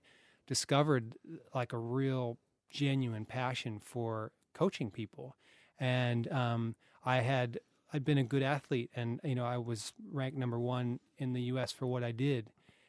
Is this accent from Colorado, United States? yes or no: yes; Colorado, United States; now in Australia; Colorado, USA.